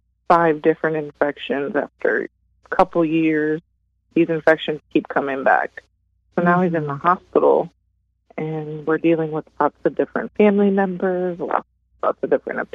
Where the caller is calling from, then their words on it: Delray Beach, Florida, United States; I'm from Delray Beach, Florida